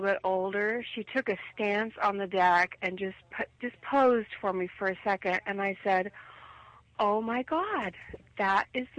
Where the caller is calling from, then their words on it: Oregon, United States; from Oregon.